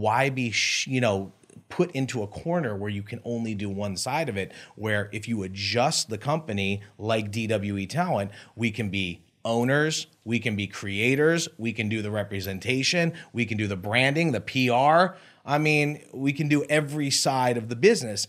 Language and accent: English; Beverly Hills, California, United States; I grew up in Beverly Hills